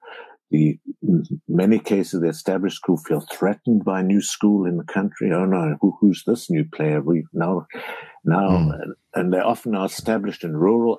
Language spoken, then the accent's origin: English; Namibia; moved away; I flew to Namibia, my home country